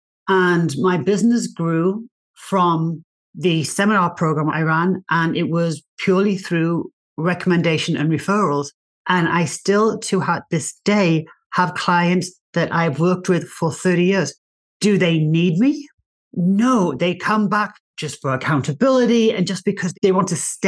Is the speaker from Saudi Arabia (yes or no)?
no; England, United Kingdom; accent: English; moved away as an adult; also born or lived in Australia; now in United States; So I'm English. You might be able to tell by my accent. I'm English.